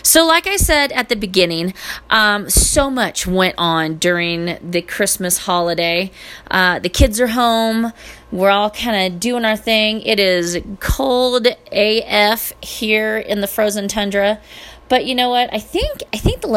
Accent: California, United States; moved away; I am from California

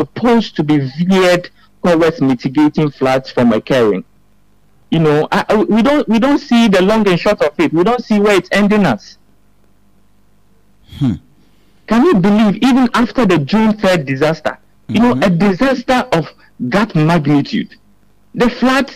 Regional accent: Ebri, Eastern Region, Ghana; from Ebri in the eastern region of Ghana

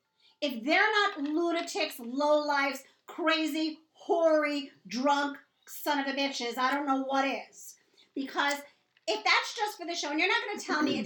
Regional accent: New York, United States; I'm born and raised in New York

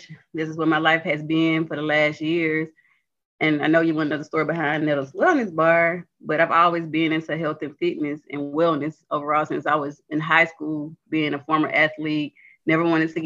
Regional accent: near Mobile, Alabama, United States; moved away as an adult; now in Montgomery, United States; I'm really from Lochley, Alabama, outside of Mobile.

